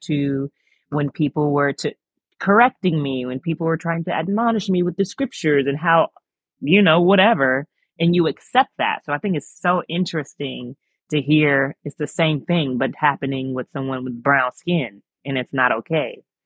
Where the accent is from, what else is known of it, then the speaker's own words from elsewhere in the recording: Long Beach, California, United States; moved away as an adult; also born or lived in Virginia / Kentucky; now in Rhode Island, United States; growing up in Long Beach and, um, in the nineties